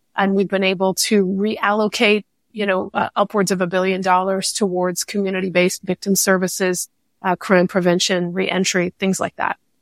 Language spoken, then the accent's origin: English; California, United States; as a Californian, a lot of this actually started in, in my home state